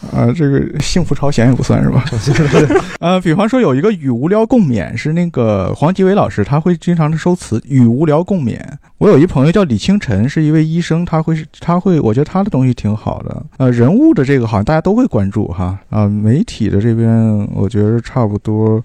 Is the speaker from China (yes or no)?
yes; Northeast China, China; accent: Northeastern Chinese dialect; 我们东北话叫住宿住宿